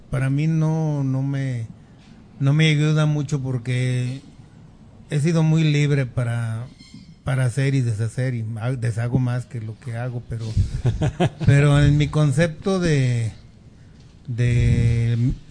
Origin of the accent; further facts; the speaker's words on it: Mexico; Es que soy un buen mexicano que paga sus impuestos.